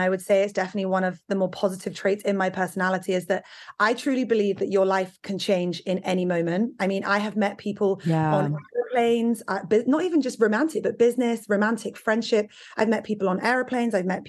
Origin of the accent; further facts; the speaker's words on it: England, United Kingdom; that's because I come from Britain.